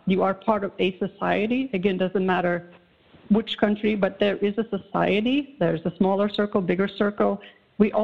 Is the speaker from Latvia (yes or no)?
yes; Latvia; English is a second language; moved away as an adult; now in The Woodlands, United States; I was growing up in Soviet Union